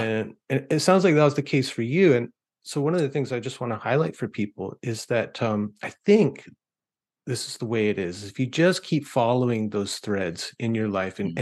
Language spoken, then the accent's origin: English; Canada; I grew up in Canada with the CBC